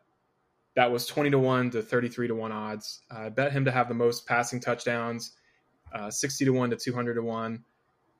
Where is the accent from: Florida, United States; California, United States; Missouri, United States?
Florida, United States; also born or lived in Las Vegas, Nevada; I moved back to Florida in my home state of Florida